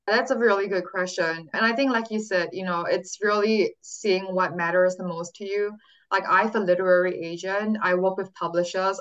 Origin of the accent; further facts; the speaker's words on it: Singapore; moved away as an adult; now in California, United States; born and raised in Singapore, but I came to California and when I was 18 for college at Stanford University